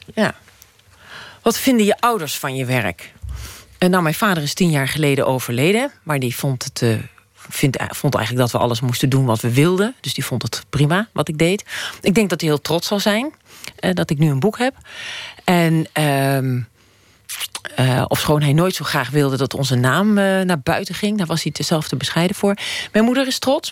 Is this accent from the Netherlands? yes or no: yes; Emmen, Drenthe, Netherlands; moved away; ik was 18, ik kwam uit Emmen, dat is bij de Duitse grens